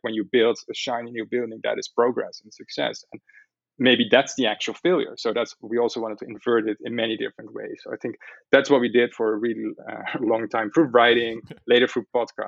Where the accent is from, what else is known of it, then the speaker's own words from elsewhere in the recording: Amsterdam, North Holland, Netherlands; me growing up in Amsterdam.